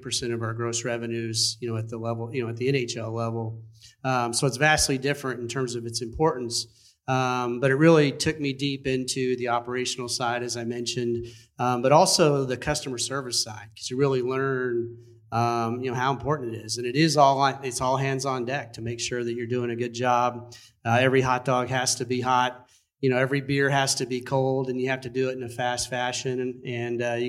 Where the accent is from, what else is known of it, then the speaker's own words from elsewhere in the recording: Tulsa, Oklahoma, United States; moved away as an adult; now in Las Vegas, United States; my hometown, Tulsa, Oklahoma